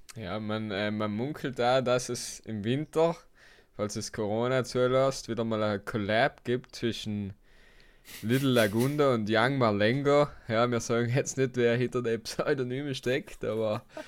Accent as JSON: {"language": "German", "area": "South Tyrol", "region": "Trentino-Alto Adige", "country": "Italy", "also_born_or_lived": "Basque Country", "said": "als Südtiroler"}